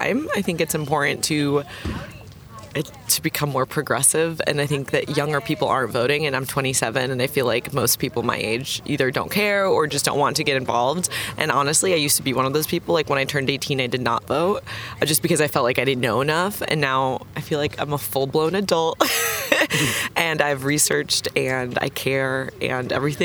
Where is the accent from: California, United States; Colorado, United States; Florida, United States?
Florida, United States; also born or lived in London; now in Texas, United States; I'm from Florida